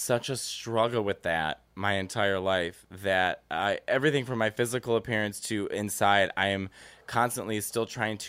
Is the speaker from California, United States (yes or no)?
no; Chicago, Illinois, United States; I love that I come from Chicago.